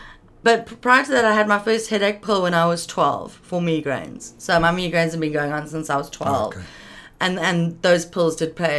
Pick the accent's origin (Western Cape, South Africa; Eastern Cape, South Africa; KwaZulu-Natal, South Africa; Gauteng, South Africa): Gauteng, South Africa; Pretoria; born there; also born or lived in London / Paris; now in Cape Town, South Africa; Yeah, I was born in Pretoria.